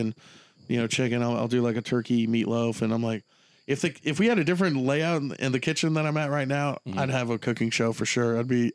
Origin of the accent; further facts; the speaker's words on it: Texas, United States; It'd be cool just like, that would mean a lot to me as a Texan.